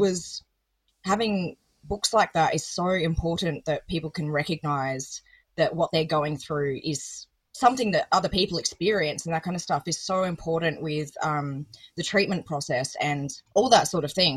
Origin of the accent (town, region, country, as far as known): Adelaide, South Australia, Australia; born or raised there